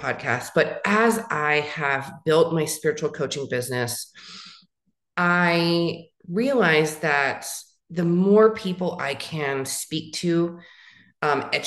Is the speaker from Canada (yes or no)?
no; San Francisco Bay Area, California, United States; moved away as an adult; also born or lived in Los Angeles, California / Phoenix, Arizona; now in Tucson, United States; I am from California, from the Bay Area, born in San Francisco area, lived in different cities along in those in that Bay Area sector